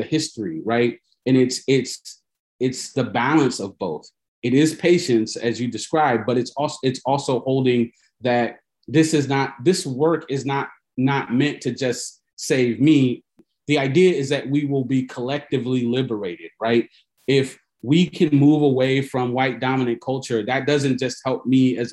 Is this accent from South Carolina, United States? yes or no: no; Fort Wayne, Indiana, United States; I was born in Fort Wayne, Indiana, which is a town in Northeast Indiana. I'm a Midwest kid